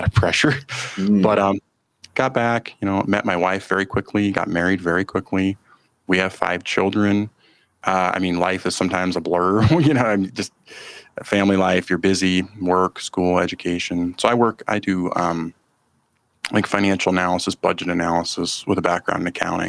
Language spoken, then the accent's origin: English; Eagle River, Alaska, United States; I grew up up in Alaska, a small town in Alaska, just outside of Anchorage, Eagle River, it's called